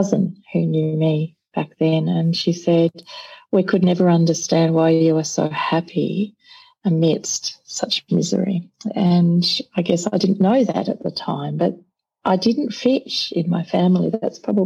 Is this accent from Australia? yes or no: yes; Melbourne, Victoria, Australia; I was born in Sandringham Hospital in Melbourne. So I'm Melbourne born and bred.